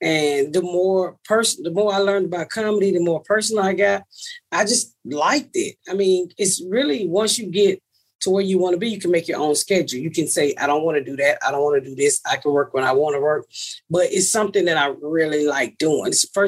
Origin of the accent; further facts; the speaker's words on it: Atlanta, Georgia, United States; I'm from Atlanta, so I'm 49 years old.